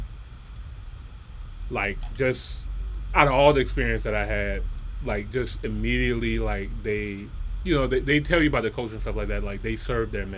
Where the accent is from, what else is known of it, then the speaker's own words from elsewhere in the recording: United States; me being American